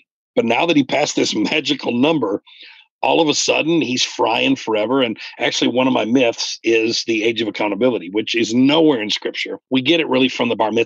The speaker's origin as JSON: {"language": "English", "region": "Michigan", "country": "United States", "tie": "born or raised there", "said": "when I was 10 years old, we moved from Northern Michigan to Mid Michigan"}